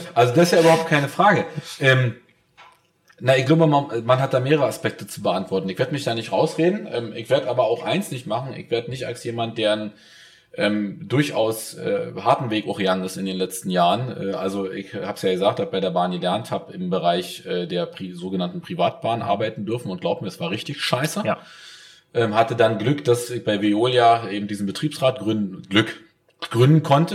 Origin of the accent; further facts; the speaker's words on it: East Germany, Germany; auch wenn ich leider aussehe wie ein Biodeutscher, bin ich ein Ostdeutscher